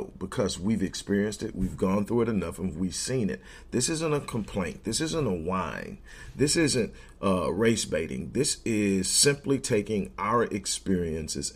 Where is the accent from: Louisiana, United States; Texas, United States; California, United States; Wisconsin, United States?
Texas, United States; Houston; I'm from Houston, and so are we.